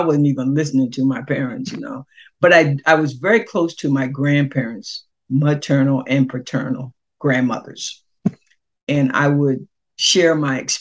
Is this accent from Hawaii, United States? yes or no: no; Selbyville, Delaware, United States; moved away as an adult; now in Tallahassee, United States; My hometown, Selbyville, Delaware, is smaller